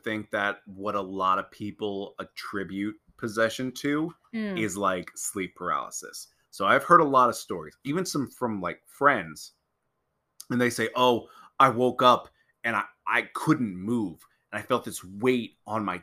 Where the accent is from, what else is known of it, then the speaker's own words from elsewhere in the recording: Pennsylvania, United States; I was born and raised in Pennsylvania my whole life